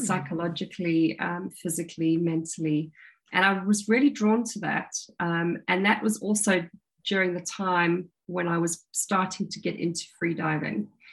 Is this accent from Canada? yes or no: no; South Africa; now in United Kingdom; I grew up in South Africa and I was a, a water baby